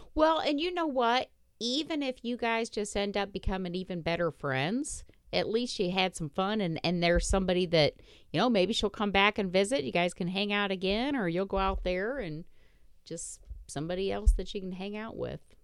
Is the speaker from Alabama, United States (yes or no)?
no; Indiana, United States; I grew up in Indiana